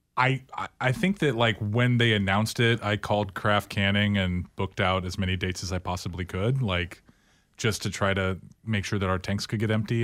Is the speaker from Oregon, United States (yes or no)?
yes; Tualatin, Oregon, United States; also born or lived in New Orleans; I grew up in Tualatin, Oregon